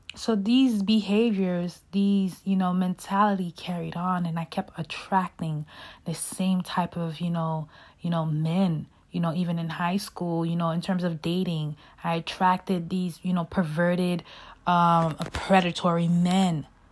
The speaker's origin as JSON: {"language": "English", "town": "Brooklyn", "region": "New York", "country": "United States", "tie": "born or raised there", "said": "growing up in Brooklyn, you know, I grew up seeing so much"}